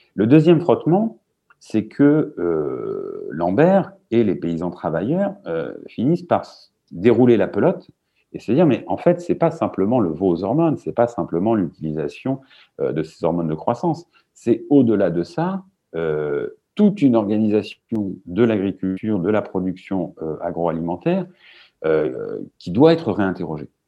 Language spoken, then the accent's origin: French; Manche, Normandy, France; chez moi, dans la Manche